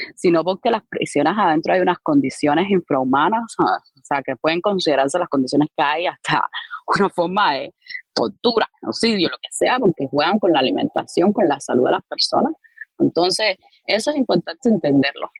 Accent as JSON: {"language": "Spanish", "region": "Havana", "country": "Cuba", "tie": "born or raised there", "said": "yo nací, me crié en Arroyo Naranjo"}